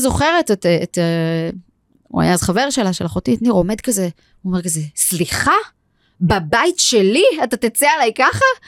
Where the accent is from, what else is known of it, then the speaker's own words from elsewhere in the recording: Israel; also born or lived in Tel Aviv, Israel; now in Hod HaSharon, Israel; גדלתי במושב, תמיד היו לנו כזה כלבי, כלבי מושב בחצר